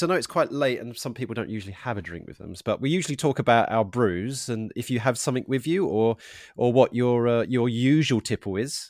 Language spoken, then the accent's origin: English; Harlow, East of England, United Kingdom; Yeah, I'm from Harlow in Essex, but my dad's from the eastern of London, so I'm kind of like Cockney Essex hybrid.